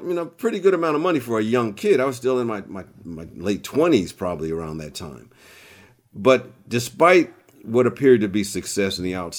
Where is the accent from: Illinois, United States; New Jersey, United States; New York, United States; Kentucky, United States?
New York, United States; Long Island; born there; I was born in Long Island, New York.